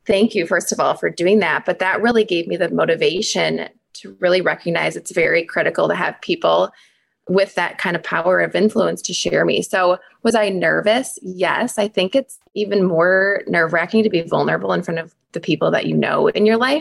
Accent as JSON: {"language": "English", "region": "Wisconsin", "country": "United States", "tie": "born or raised there", "said": "I was born and raised in Wisconsin"}